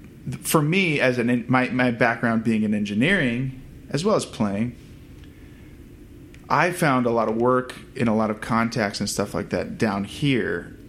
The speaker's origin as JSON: {"language": "English", "region": "Virginia", "country": "United States", "tie": "born or raised there", "also_born_or_lived": "Vermont / Kansas City, Kansas / Boston", "moved": "as an adult", "lives_now": "Los Angeles, United States", "said": "I was born in Vermont, and then moved as an infant to Kansas City, Kansas. And then from there, when I was about 10 years old, I moved to Virginia. Then went to college in Boston. So I had lived my entire life on the eastern half of the country."}